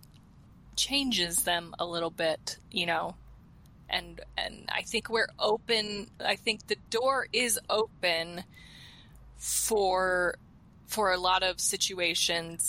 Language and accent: English; Colorado, United States; moved away; growing up in Colorado